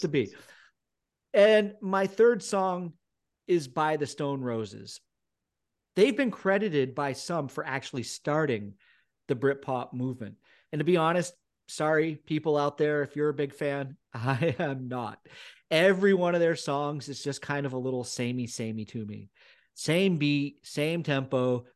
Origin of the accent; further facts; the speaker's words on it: United States; moved away as an adult; now in United Kingdom; growing up in America